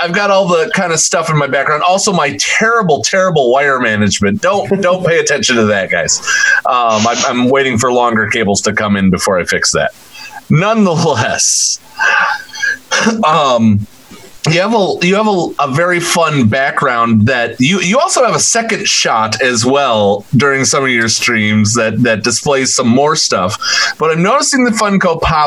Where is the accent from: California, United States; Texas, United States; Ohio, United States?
Ohio, United States; forgive the Midwesterner in me, because I you know, was born and raised in Ohio